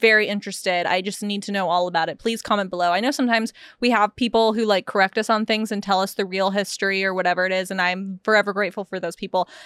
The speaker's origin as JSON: {"language": "English", "country": "United States", "said": "I'm American"}